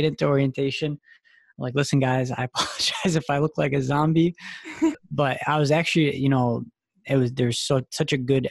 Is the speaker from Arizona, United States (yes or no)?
no; Dearborn Heights, Michigan, United States; moved away as an adult; also born or lived in East Lansing, Michigan; now in Boston, United States; I'm actually from a small, decently sized town called Dearborn, Michigan, Dearborn Heights, Michigan. I grew up there, was born and raised there